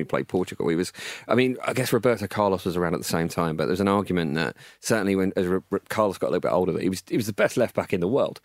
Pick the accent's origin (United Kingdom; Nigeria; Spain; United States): United Kingdom; Essex, East of England; I grew up in Essex